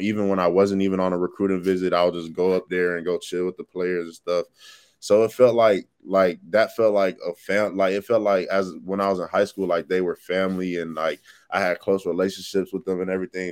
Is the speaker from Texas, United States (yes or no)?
yes; Texas, United States; moved away as an adult; now in Florida, United States; I'm from Texas